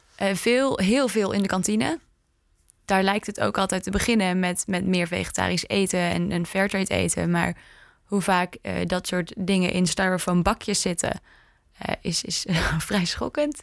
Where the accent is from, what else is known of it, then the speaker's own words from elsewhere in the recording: Indonesia; moved away; ik ben opgegroeid in Indonesië